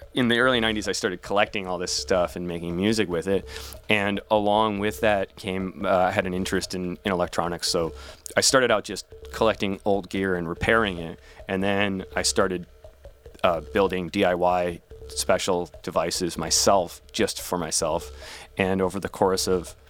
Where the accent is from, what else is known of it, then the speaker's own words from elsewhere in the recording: Milwaukee, Wisconsin, United States; kids growing up in Milwaukee, I mean, it's a small enough place that we're programmed to think that anywhere else on earth is probably way cooler